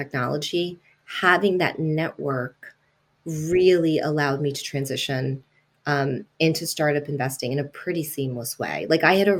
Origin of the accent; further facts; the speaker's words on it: New York, United States; first language Italian; English is a second language; also born or lived in Italy; I was born in Italy, and my parents moved to New York when I was two